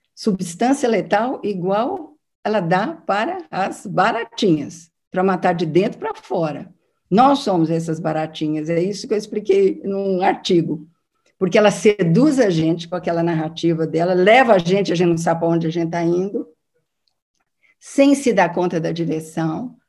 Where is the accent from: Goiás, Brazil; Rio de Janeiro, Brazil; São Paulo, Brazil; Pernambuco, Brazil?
São Paulo, Brazil; de São Paulo, da minha terra